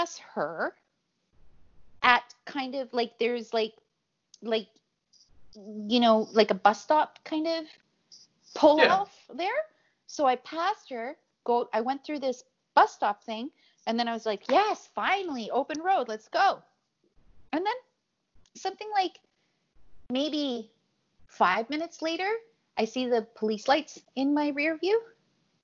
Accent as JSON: {"language": "English", "country": "Chile", "moved": "yes", "said": "I'm from Chile"}